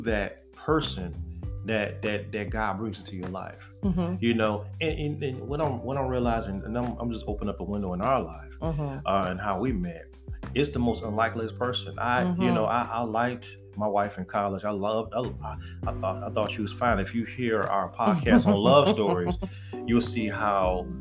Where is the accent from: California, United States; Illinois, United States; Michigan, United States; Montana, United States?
Michigan, United States; Detroit; I'm from the East Side, y'all, from Detroit